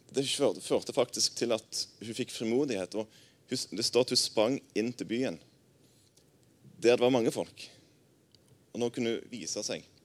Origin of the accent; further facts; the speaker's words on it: Jæren, Rogaland, Norway; moved away as an adult; now in Arna, Norway; Jeg er jærbu